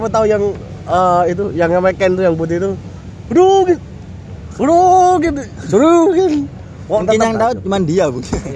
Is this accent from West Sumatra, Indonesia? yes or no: no; Waru, East Java, Indonesia; saya sebagai orang Waru itu susah bu